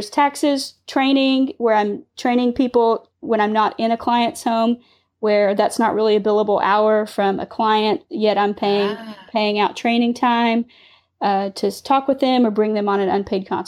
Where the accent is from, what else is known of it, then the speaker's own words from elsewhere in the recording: Dallas, Texas, United States; also born or lived in Ann Arbor; now in Waco, United States; I'm from the Dallas area.